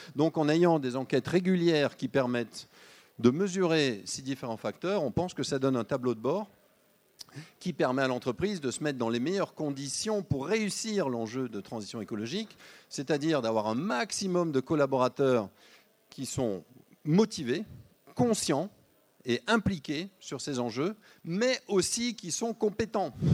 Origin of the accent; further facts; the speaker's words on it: Lyon, Auvergne-Rhône-Alpes, France; On est lyonnais